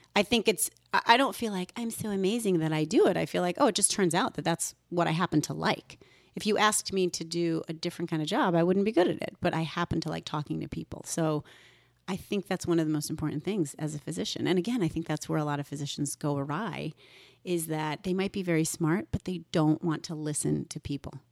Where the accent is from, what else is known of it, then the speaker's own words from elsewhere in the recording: Woodbridge, Connecticut, United States; also born or lived in North Haven, Connecticut; I was raised in Woodbridge, Connecticut, and then North Haven by two immigrant doctors